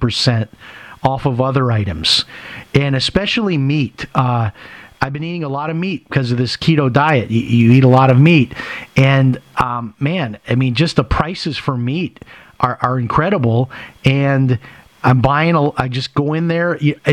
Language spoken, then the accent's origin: English; Chicago, Illinois, United States; I grew up in Chicago. I remember going to Aldi's as a kid. This is not the same Aldi's I went to when I was in Chicago.